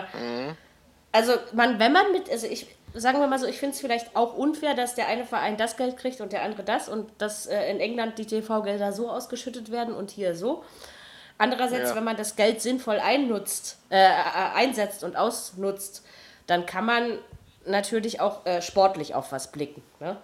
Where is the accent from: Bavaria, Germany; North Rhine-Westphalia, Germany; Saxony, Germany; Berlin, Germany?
Berlin, Germany; als Berliner